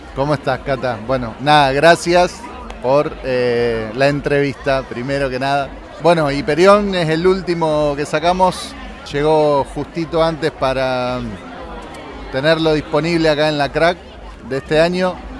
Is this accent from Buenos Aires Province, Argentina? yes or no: no; Rosario, Santa Fe, Argentina; la ciudad de Rosario que es de donde soy yo